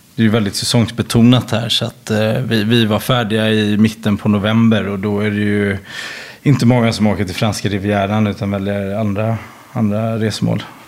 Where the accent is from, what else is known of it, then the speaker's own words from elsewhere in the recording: Sweden; moved away as an adult; now in France; som svensk